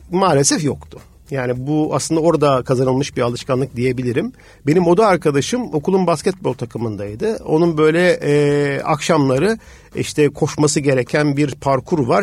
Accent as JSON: {"language": "Turkish", "town": "Tuzla", "region": "Istanbul", "country": "Turkey", "also_born_or_lived": "Los Angeles, United States", "said": "Tuzlalıyım, bir deniz çocuğuyum, yani bir köy çocuğuyum"}